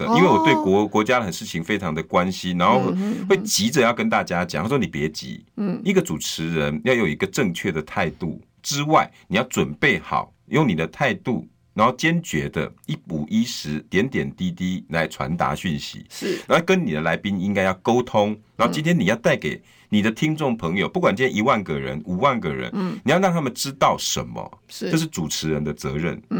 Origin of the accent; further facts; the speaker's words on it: Taiwan; 用这种方式，我们台湾人民不会倒。